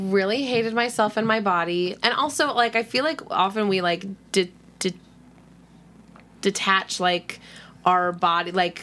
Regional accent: Everett, Washington, United States; I grew up in like in South Everett, which is like 40 minutes outside of Seattle.

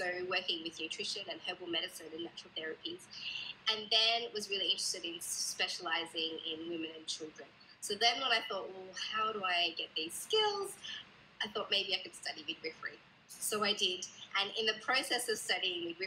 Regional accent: Sydney, New South Wales, Australia; also born or lived in Blue Mountains; I'm from Sydney, Australia, and I live in the Blue Mountains, which is just a little bit out of the city

